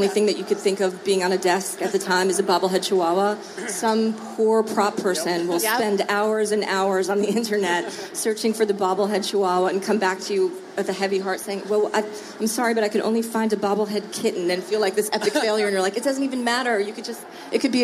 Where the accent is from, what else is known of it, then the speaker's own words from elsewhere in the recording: New Jersey, United States; I'm from New Jersey